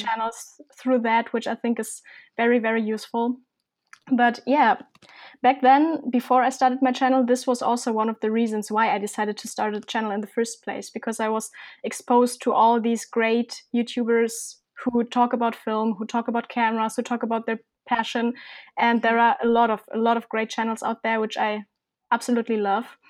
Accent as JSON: {"language": "English", "country": "Germany", "said": "I'm from Germany"}